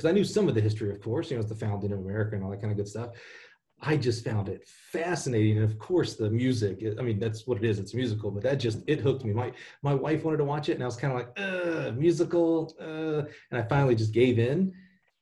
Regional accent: Alabama, United States; moved away; I come from Alabama

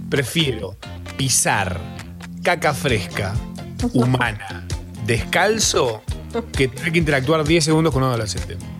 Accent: Argentina; todas esas cosas que nos representan como argentinos

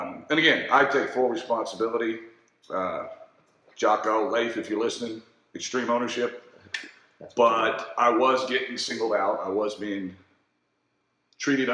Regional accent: Conroe, Texas, United States; now in Austin, United States; I went to Conroe High School, which is just north of Houston, about 30 minutes

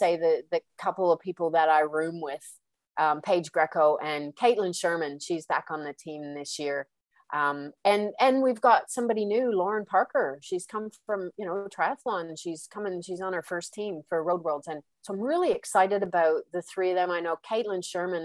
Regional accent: Canada; moved away as an adult; now in Australia; I'm Canadian too

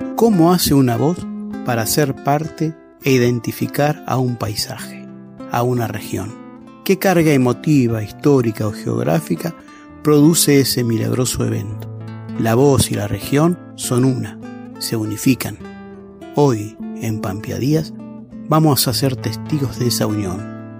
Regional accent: La Maruja, La Pampa, Argentina; pampeano de La Maruja

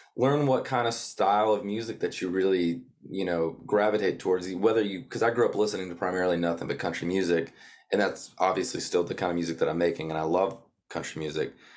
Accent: North Georgia, United States; now in Nashville, United States; I was born and raised in North Georgia on a, on a small horse farm down there

